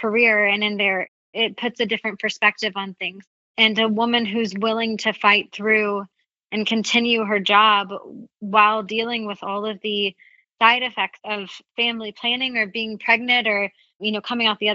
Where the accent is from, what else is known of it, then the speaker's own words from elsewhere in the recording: the South, United States; where I grew up in the South